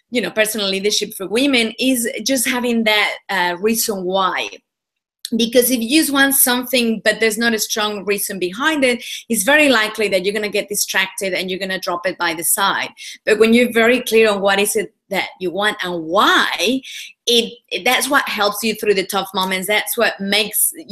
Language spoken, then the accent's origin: English; Mexico; now in Australia; Sure. Well, I'm originally from Mexico. I was born and bred over there. Um, I've been in Australia for about 15 years, so the accent is all a little bit mixed now